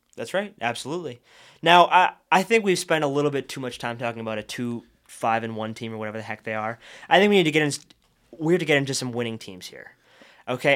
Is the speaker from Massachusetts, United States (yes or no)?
yes; Boston, Massachusetts, United States; I'm born and raised in Title Town